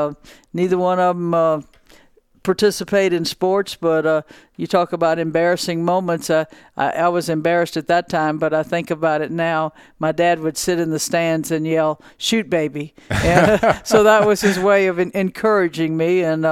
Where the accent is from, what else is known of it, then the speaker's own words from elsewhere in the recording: Louisiana, United States; southwest, I guess, and about 60 miles and out of Baton Rouge. So I grew up a Tiger fan.